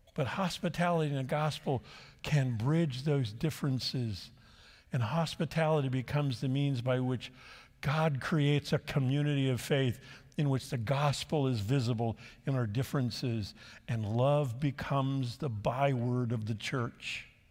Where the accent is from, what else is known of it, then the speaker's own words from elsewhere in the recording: La Habra, California, United States; I grew up in the Church of the Nazarene in La Habra, California, not far from here